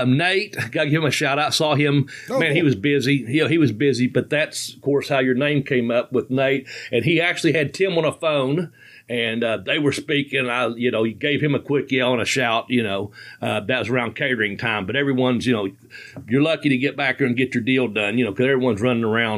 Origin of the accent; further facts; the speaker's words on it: Ashland, Kentucky, United States; my hometown here in Ashland